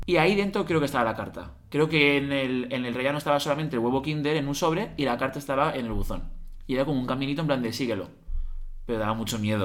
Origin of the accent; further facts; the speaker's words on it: Alzira, Valencian Community, Spain; el único hotel que había en mi pueblo, en Alcira